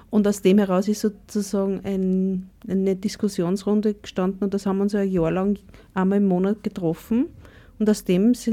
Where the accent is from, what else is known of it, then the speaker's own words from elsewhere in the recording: Upper Austria, Austria; Naja, ich komme aus dem Müllviertel und bin auf einem Bauernhof aufgewachsen.